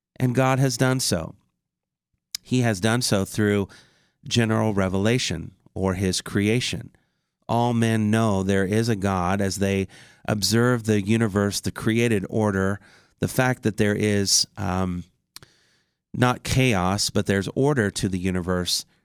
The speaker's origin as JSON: {"language": "English", "region": "Indiana", "country": "United States", "tie": "born or raised there", "said": "my home state of Indiana"}